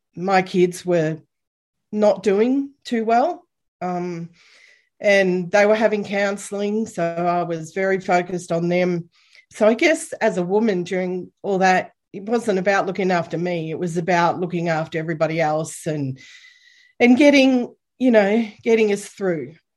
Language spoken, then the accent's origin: English; Bendigo, Victoria, Australia; moved away as an adult; I grew up in Bendigo